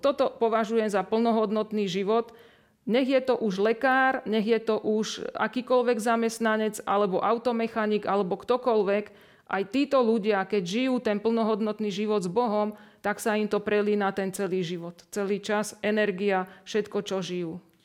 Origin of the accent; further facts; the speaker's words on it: Piešťany, Trnava Region, Slovakia; Tak som z Piešťan a v Piešťanoch už teda bývam e, niekoľko rokov